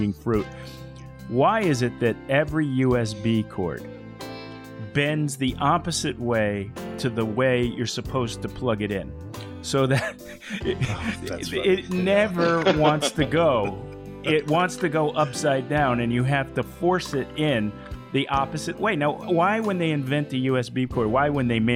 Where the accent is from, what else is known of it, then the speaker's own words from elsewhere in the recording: New England, United States; moved away; I grew up in New England, and we learned those things